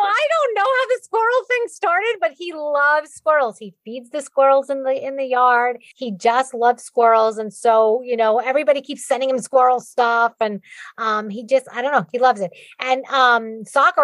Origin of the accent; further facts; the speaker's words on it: New York, United States; accent: Bronx; my Bronx accent